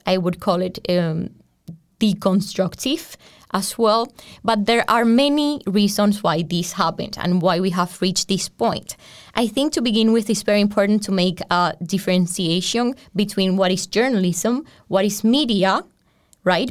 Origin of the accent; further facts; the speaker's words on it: Colombia; moved away as an adult; now in Europe; I come from Colombia and I was doing journalism in Colombia